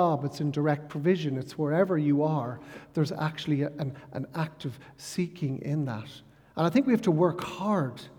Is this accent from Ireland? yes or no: yes; Ireland; growing up in Ireland